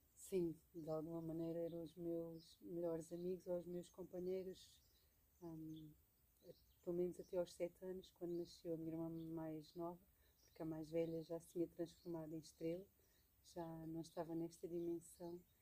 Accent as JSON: {"language": "Portuguese", "region": "Alentejo", "country": "Portugal", "tie": "born or raised there", "moved": "yes", "said": "recordo-me bem pequenina, no Alentejo, onde cresci"}